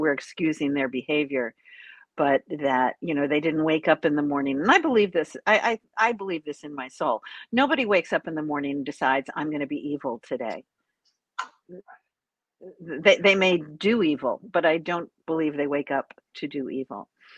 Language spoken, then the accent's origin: English; New York, United States; part of it is because I'm a New Yorker and you're a New Yorker, at least in our youth